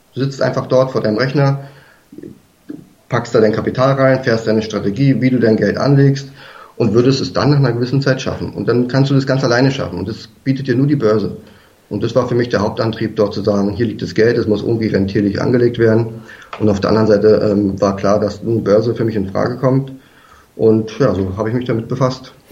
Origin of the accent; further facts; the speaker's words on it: Berlin, Germany; also born or lived in south of Munich, Bavaria; now in near Munich, Germany; ursprünglich, weiß nicht, ob man das schon gehört hat, komme ich eigentlich aus Berlin